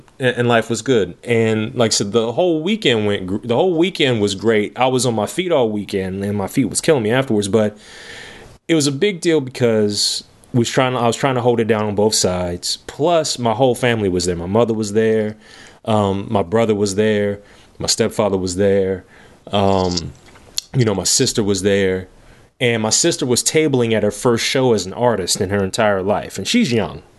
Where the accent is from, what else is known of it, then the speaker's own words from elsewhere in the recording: Lexington, Kentucky, United States; my hometown